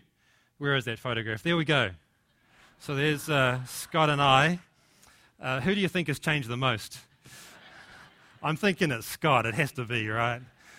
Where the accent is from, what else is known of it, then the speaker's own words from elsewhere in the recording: New Zealand; accent: Kiwi; now in United States; my accent, my Kiwi accent, is actually softened, and I've picked up a little bit of an American twang. And in fact, when we go back to New Zealand now, our friends and family accuse us of having an American accent.